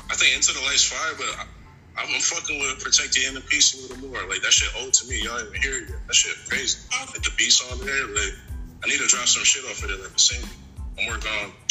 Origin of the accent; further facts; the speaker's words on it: Poughkeepsie, New York, United States; now in Charlotte, United States; I'm from, I'm from Poughkeepsie, New York, but I've been in Charlotte for a little, minute. You know, I'm 845.